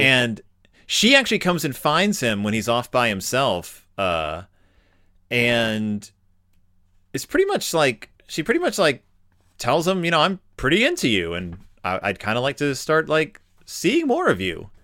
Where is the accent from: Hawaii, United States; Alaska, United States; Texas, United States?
Texas, United States; Klein; I grew up in like around Klein, Texas